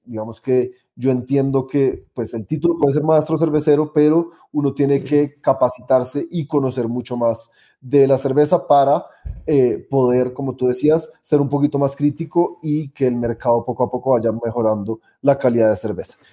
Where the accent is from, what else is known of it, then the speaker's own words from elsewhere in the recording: Colombia; also born or lived in United States; cuando volví a Colombia, empecé una cervecería